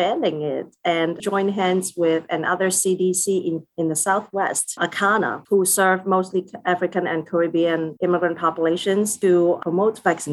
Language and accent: English; Macau; now in Philadelphia, United States; I grew up in Macau